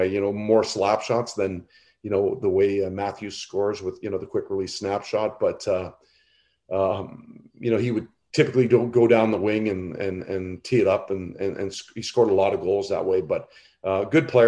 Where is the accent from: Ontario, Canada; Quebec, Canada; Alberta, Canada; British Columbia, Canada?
Ontario, Canada; Ottawa; I'm originally from Ottawa